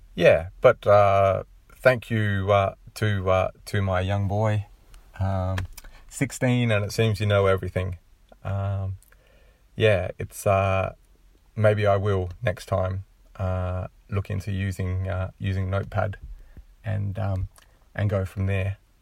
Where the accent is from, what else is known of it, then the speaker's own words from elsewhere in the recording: Australia; being Australian